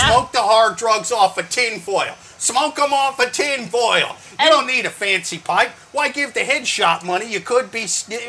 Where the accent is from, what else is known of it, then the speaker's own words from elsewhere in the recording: Midwest, United States; We grew up fast in the Midwest.